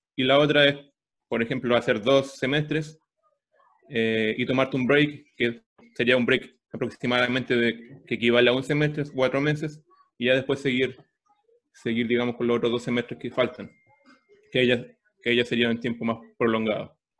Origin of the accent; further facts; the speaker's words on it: Chile; moved away as an adult; now in Toronto, Canada; yo era profesor de inglés en Chile, eh, trabajé dos años de profesor de inglés